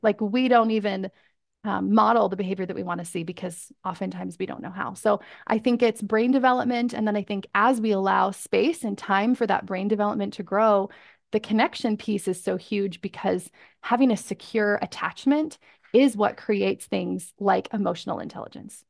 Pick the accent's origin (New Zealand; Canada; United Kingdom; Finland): Canada; moved away as an adult; I'm from Canada